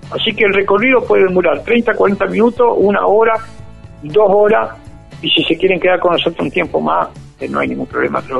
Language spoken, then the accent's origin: Spanish; Argentina; gran alegría como argentino